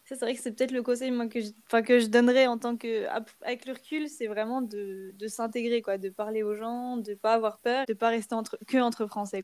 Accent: France; c'est vraiment des choses qu'on n'a pas l'habitude de faire en tant que Français

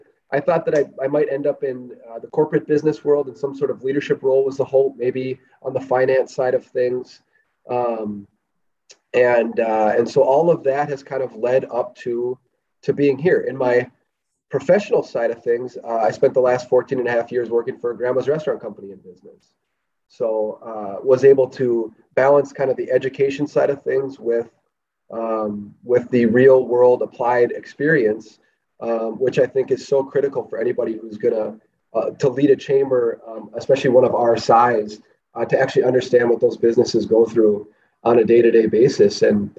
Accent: Duluth, Minnesota, United States; So I'm a born and raised Duluthian, grew up in the Chester Bowl neighborhood. And both of my parents are from the Iron Range.

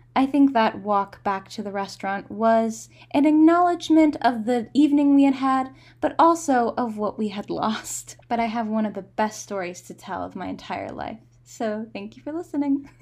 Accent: United States; dumb tourists from America

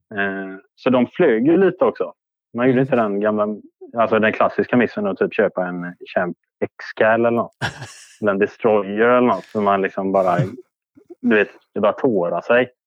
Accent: Orust, Västra Götaland, Sweden; Jag är från Orust.

